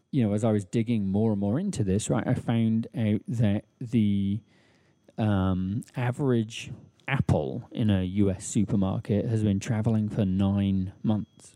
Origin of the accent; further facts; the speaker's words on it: England, United Kingdom; moved away as an adult; also born or lived in United States; now in Brooklyn, United States; I grew up metric in England